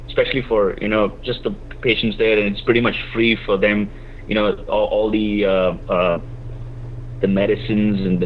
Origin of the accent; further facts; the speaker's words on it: Kerala, India; moved away as an adult; now in San Francisco, United States; it's my own, you know, my hometown. So I speak the language. I speak Malayalam